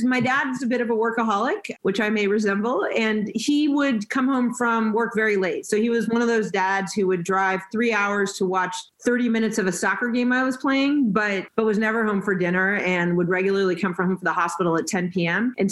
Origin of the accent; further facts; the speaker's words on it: Los Angeles, California, United States; also born or lived in North Carolina; And then I grew up in the San Fernando Valley. I'm a Valley girl